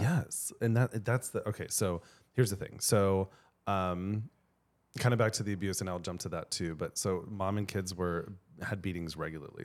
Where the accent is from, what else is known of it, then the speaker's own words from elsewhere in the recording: Colorado, United States; I grew up in Colorado